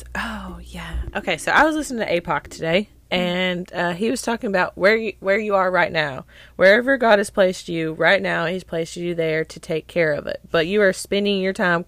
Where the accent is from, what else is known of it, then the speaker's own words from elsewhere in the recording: Tennessee, United States; I'm just born and raised in Tennessee